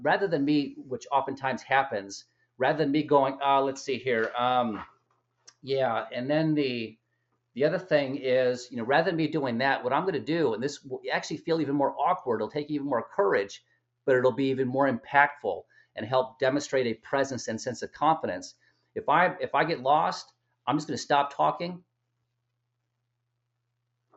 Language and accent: English; Chicago, Illinois, United States; I'm from Chicago, Illinois.